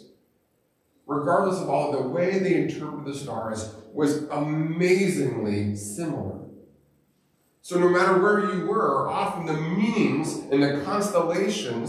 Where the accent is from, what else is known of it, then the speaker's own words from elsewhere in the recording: Montana, United States; I grew up in Montana, and I grew up going hiking